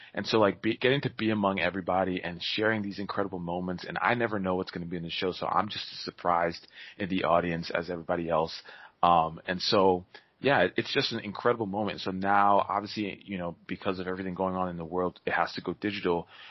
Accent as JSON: {"language": "English", "region": "Maryland", "country": "United States", "tie": "born or raised there", "also_born_or_lived": "New York", "said": "I was born in New York, I, and then I grew up in, in Maryland"}